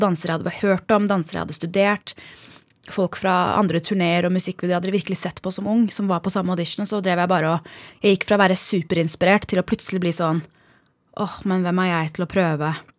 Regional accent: Norway; moved away as an adult; also born or lived in Bærum / United States; Vi kommer fra Norge

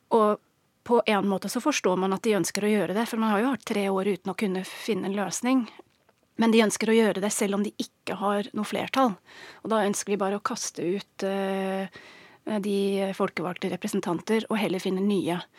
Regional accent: England, United Kingdom; Norwegian is a second language; moved away as an adult; now in Norway; Jeg er engelsk, har bodd i Norge i snart 15 år

